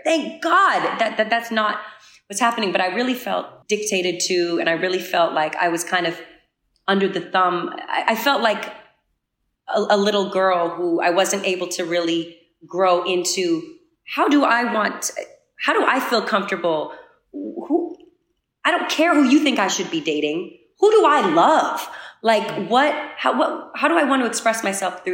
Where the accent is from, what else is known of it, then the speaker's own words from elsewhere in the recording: New England, United States; I am from New England.